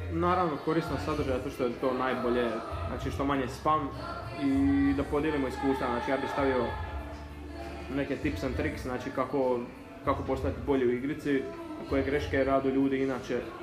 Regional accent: Zadar, Zadar County, Croatia; imam 20 godina, dolazim iz Zadra.

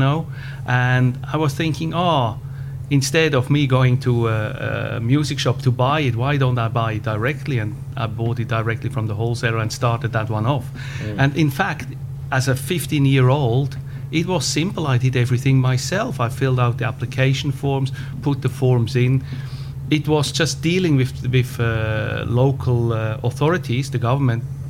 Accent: Switzerland; accent: Swiss-German; English is a second language; moved away; I was born between Zurich and Lucerne in a countryside, not too country, but countryside. And you can hear it from my accent. I probably can never lose my Swiss-German accent in my English

